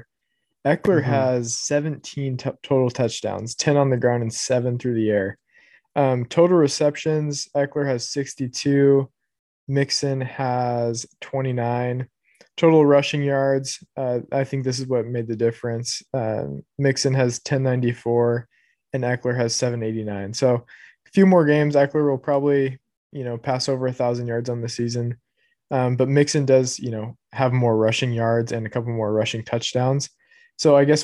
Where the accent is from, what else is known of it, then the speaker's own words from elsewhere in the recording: Huntington Beach, California, United States; I grew up in Huntington Beach